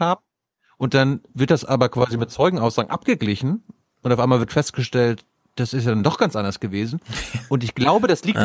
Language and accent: German; Mecklenburg-Vorpommern, Germany; bei uns in MV